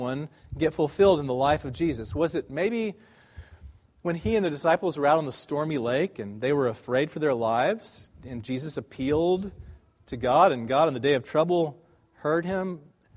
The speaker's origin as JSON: {"language": "English", "country": "United States", "said": "we as American Christians"}